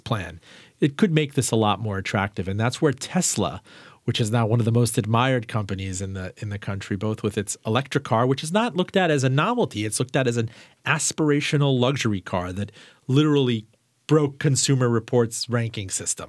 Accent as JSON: {"language": "English", "town": "Miami", "region": "Florida", "country": "United States", "tie": "born or raised there", "said": "I was raised in Miami and in Florida"}